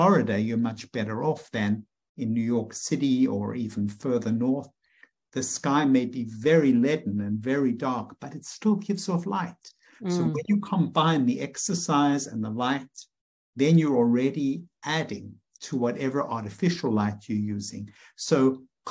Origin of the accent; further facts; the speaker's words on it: South Africa; moved away as an adult; now in United States; as I was growing up in South Africa